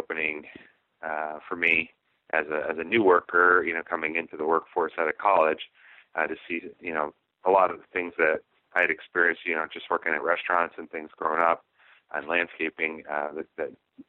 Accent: Pike County, Northeast Pennsylvania, United States; moved away as an adult; also born or lived in Allentown, Pennsylvania / Pittsburgh, Pennsylvania; I grew up in Pike County most of my life. That's Northeast Pennsylvania along the Delaware River

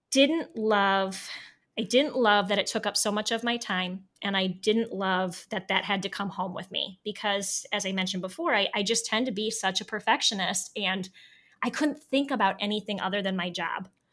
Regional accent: Northeast Ohio, United States; moved away as an adult; also born or lived in Alaska; I am from Northeast Ohio

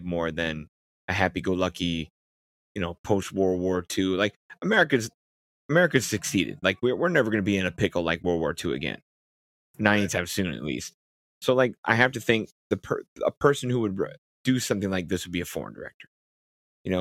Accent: United States; As an American guy

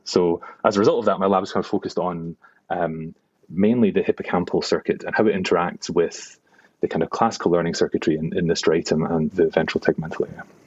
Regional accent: Glasgow, Scotland, United Kingdom; moved away; also born or lived in New York / Cambridge; I am a Glaswegian neuroscientist

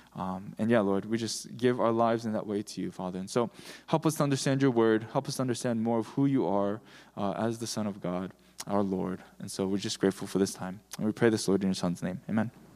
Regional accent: Michigan, United States; I'm from Michigan

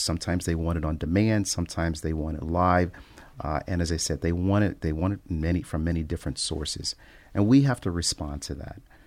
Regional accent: Cincinnati, Ohio, United States; moved away as an adult; also born or lived in Oklahoma; now in Michigan, United States; my hometown of Cincinnati, Ohio

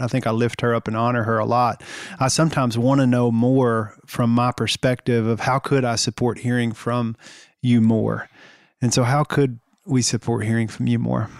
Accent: the South, United States; growing up in the South

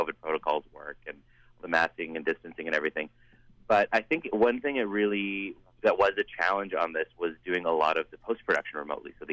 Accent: Surrey, British Columbia, Canada; I grew up in Surrey

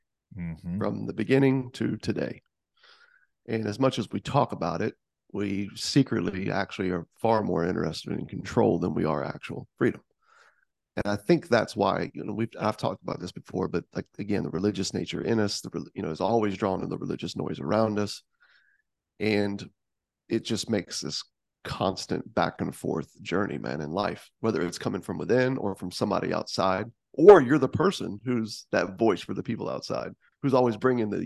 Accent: Tampa, Florida, United States; I grew up in the Tampa Bay area, but it is south, and I do come from a very southern family

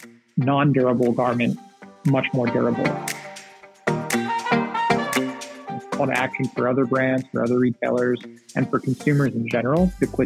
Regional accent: Singapore; So growing up in Southeast Asia, which is obviously a small island nation in the tropics, I was really into fish

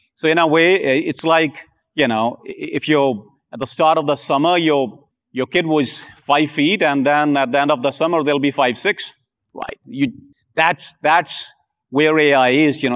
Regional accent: India; I'm from India

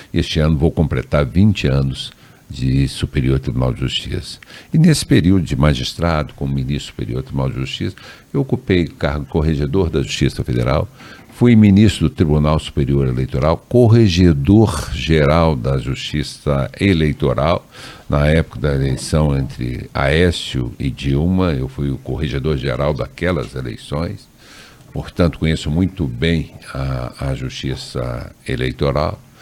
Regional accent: Três Corações, Minas Gerais, Brazil; moved away as an adult; also born or lived in Andrada / Santa Rita do Sapucaí / Pouso Alegre; now in Brasília, Brazil; eu sou nascido em Três Corações, onde eu fiz todo o curso primário, ginásio, colegial.

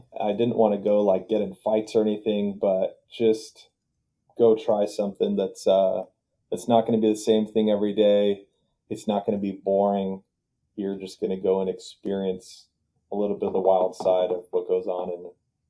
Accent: Mission Viejo, California, United States; I grew up in Mission Viejo, California, which is in Orange County, just south of Los Angeles. Went to Mission Viejo High School, joined the Marine Corps right out of high school, enjoyed 5 years, went all over the world, all over the country, and really wanted to come back to Orange County.

